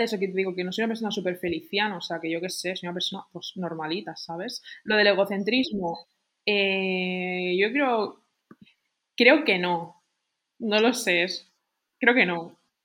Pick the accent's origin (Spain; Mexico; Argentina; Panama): Spain; soy muy española